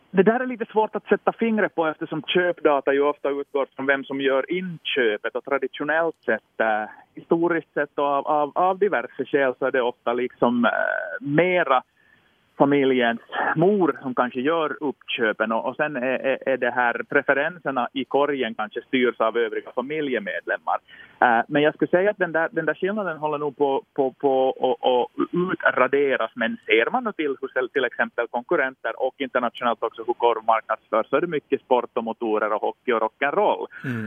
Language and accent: Swedish; Finland; som stolt finlandssvensk